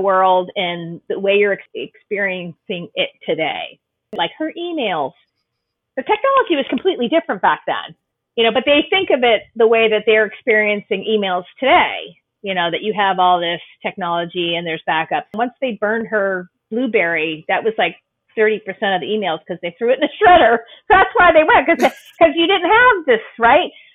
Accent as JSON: {"language": "English", "region": "New England", "country": "United States", "tie": "born or raised there", "said": "growing up in New England"}